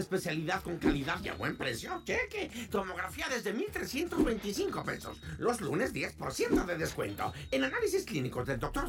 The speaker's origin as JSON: {"language": "Spanish", "country": "Mexico", "said": "Todos somos mexicanos"}